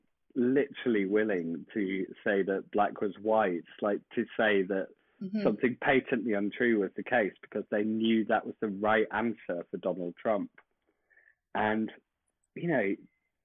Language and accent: English; United Kingdom; accent: British; as people I'm sure can tell by my accent